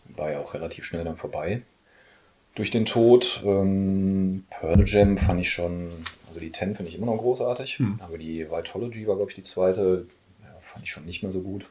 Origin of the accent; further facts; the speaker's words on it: Oberhausen, North Rhine-Westphalia, Germany; also born or lived in Mülheim; now in Essen, Germany; bin gebürtiger Pottler, geboren in Oberhausen